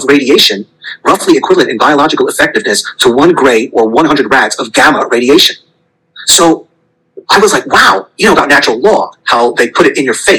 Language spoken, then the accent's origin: English; United States; moved away; I am an American refugee